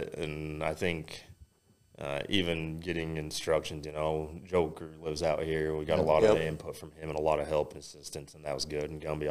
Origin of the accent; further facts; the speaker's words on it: Logan, Utah, United States; My hometown show in Cache Valley, Logan, Stern Dirt puts on, I think they call it Cache Carnage.